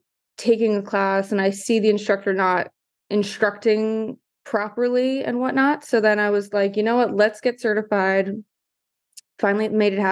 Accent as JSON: {"language": "English", "town": "New York City", "region": "New York", "country": "United States", "also_born_or_lived": "Manhattan", "said": "I'm originally from Staten Island, so full New Yorker"}